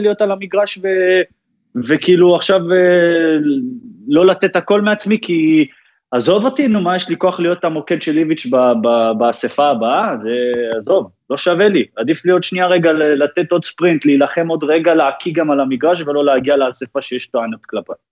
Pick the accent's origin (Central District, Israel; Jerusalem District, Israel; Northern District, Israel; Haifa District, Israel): Haifa District, Israel; Haifa; moved away as an adult; also born or lived in Netanya; now in Netherlands; את מה שאני זוכר את רוב הזה שלי הייתי בחיפה בכלל